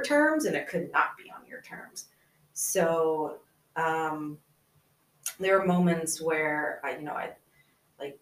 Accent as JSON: {"language": "English", "region": "the South", "country": "United States", "tie": "born or raised there", "said": "Being a woman growing up in the South"}